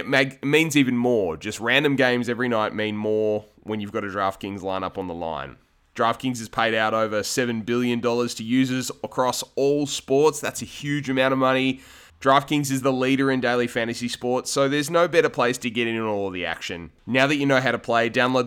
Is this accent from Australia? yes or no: yes; Australia; The three of us are dyed to the wool, green gold Australian guys